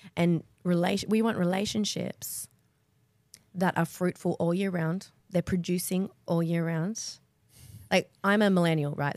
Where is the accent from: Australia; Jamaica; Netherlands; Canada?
Australia; Perth, Western Australia; moved away as an adult; also born or lived in Sydney; I grew up in Perth.